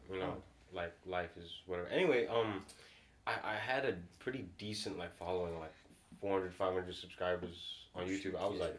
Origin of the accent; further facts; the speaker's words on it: Singapore; also born or lived in Dubai / New Zealand; Yeah, I'm from Singapore.